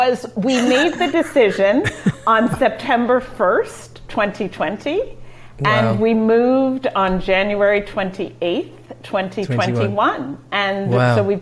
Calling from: Panama; I am coming in from Central America. I am in Panama.

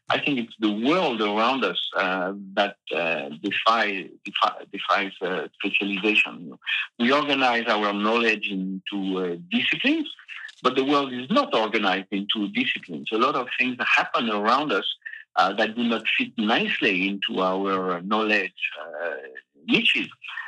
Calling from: Massif Central, France; it's just the massive central, you know, these old mountains in the center of France.

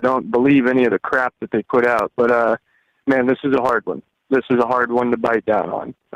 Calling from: Alaska, United States; from Alaska.

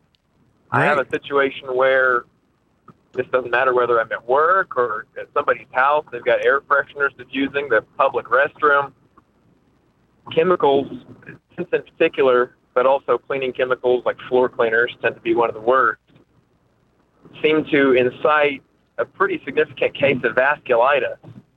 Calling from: Oklahoma, United States; I'm calling from Oklahoma.

